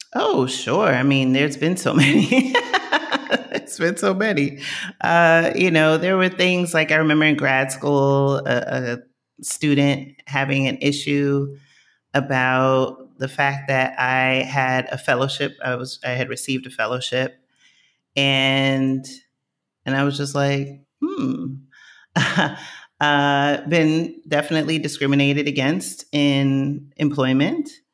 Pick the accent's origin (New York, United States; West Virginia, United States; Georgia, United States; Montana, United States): New York, United States; New York City; moved away as an adult; also born or lived in New Jersey; now in Lisbon, Portugal; I grew up in Co-op City in the Bronx, I knew my neighbors.